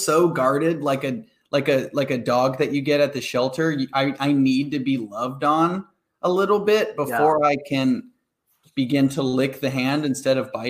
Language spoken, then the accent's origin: English; Cincinnati, Ohio, United States; moved away as an adult; now in Los Angeles, United States; I'm from Cincinnati